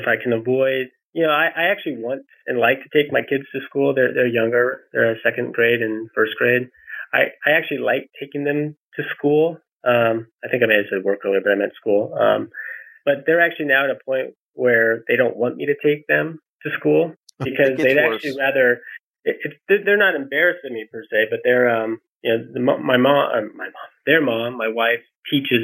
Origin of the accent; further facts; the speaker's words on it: Colorado, United States; I grew up in Colorado